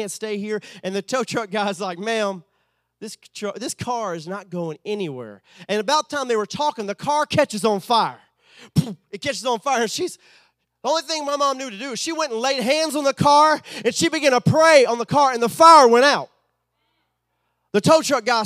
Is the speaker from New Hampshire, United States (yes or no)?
no; Southeast Texas, United States; moved away as an adult; also born or lived in Sulphur, Louisiana; was raised from 5 to my adulthood in Texas, right there on the border of Cajun country